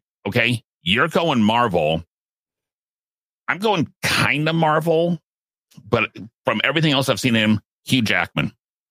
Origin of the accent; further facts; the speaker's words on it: Ireland; it's maybe because I'm Irish.